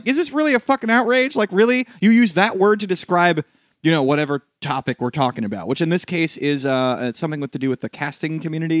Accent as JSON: {"language": "English", "town": "New York City", "region": "New York", "country": "United States", "said": "But, like, I didn't because I'm a New Yorker."}